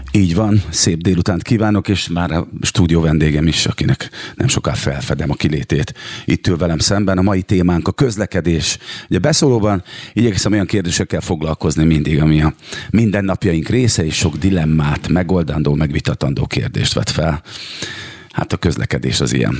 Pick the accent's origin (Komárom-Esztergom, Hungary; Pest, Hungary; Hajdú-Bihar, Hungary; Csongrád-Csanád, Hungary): Csongrád-Csanád, Hungary; Szeged; én Szegeden nőttem fel